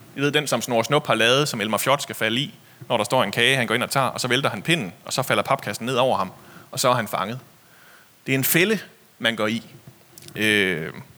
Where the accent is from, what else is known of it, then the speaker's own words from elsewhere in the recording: Denmark; vi er vokset op i Jylland